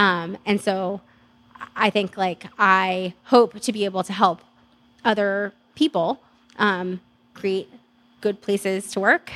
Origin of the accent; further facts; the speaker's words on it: Stockton, California, United States; I'm from Stockton.